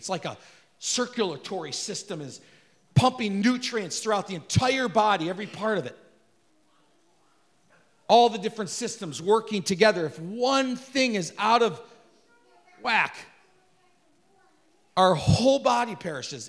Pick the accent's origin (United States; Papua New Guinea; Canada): United States; we're an American